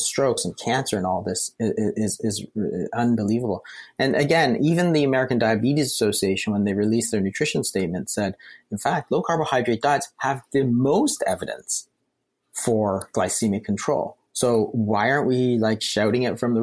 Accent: Canada; We're Canadian

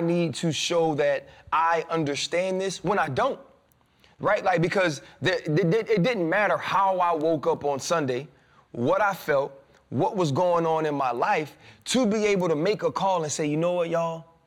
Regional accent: New Orleans, Louisiana, United States; I grew up in the South. I'm from New Orleans, Southern Baptist

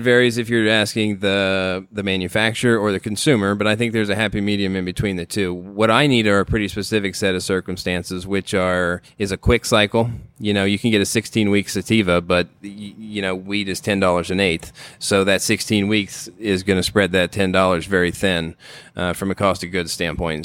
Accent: Ohio, United States; moved away; I grew up in Ohio in the middle of corn country

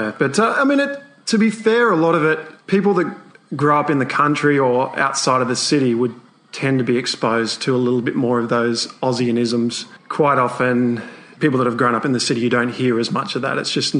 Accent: Bathurst, New South Wales, Australia; also born or lived in Sydney / Blue Mountains; we moved out to the Blue Mountains for a year, and then we slowly progressed west, and I've spent most of my life growing up in Bathurst, which is a country town of about 40,000.

